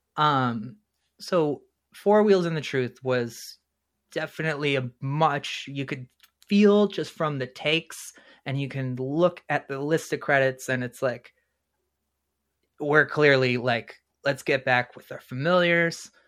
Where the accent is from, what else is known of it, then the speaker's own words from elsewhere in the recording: New Jersey, United States; now in Valparaiso, United States; I was born in New Jersey